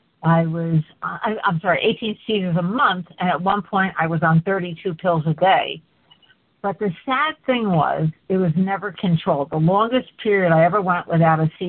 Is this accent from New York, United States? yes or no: yes; Port Jervis, New York, United States; moved away as an adult; I was born in Port Jervis, New York. My dad was born there. And I lived there until I finished college.